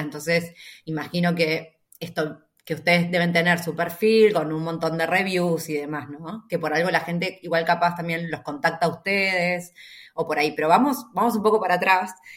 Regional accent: Junín, Buenos Aires Province, Argentina; Fran y yo somos de Junín, las dos, ¿no? Esta ciudad, eh, la provincia de Buenos Aires

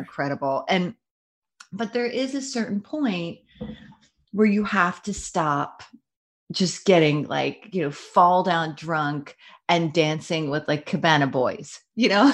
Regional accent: Philadelphia, Pennsylvania, United States; I'm from Philadelphia, from Jersey, almost the same

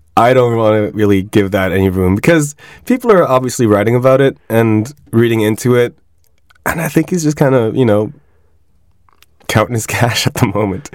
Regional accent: Switzerland; I grew up in Switzerland

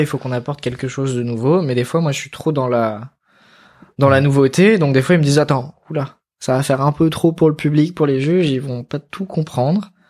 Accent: Grenoble, Auvergne-Rhône-Alpes, France; moved away; Je suis originaire de là-bas. J'ai grandi à Grenoble

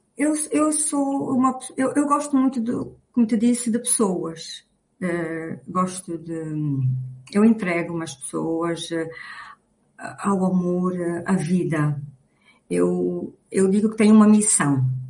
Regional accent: Luanda, Luanda Province, Angola; nasci em Luanda

